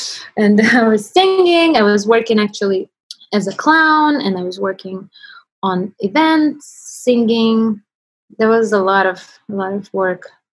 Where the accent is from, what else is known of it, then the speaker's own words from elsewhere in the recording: Russia; English is a second language; It went crazy, even like in Russian newspaper in my hometown, wrote about it.